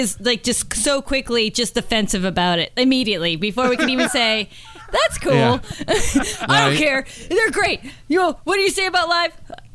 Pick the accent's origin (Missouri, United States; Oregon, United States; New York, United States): New York, United States; New York City; I was born in Queens.